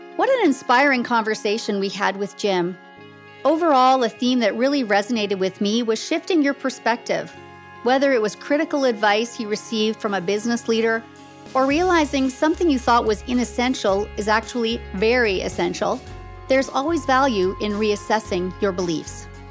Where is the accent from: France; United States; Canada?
Canada; here in Canada. We often forget how lucky we are just simply to have been born here